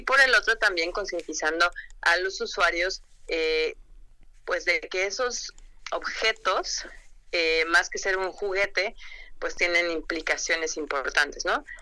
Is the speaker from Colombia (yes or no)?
no; Mexico; como buenos mexicanos no leemos las instrucciones de nada y yo me incluyo